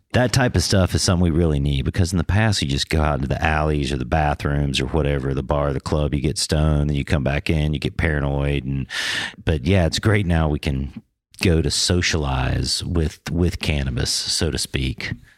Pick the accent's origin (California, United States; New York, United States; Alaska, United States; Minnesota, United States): California, United States; Northern; also born or lived in Georgia; I grew up mostly in Northern California